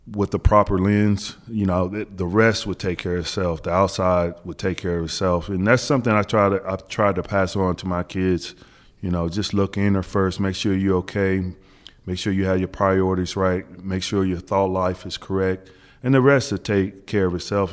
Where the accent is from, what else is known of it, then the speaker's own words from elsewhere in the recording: Wichita, Kansas, United States; moved away as an adult; also born or lived in New Jersey; growing up in Wichita, Kansas, we used to get a lot of the Big East games.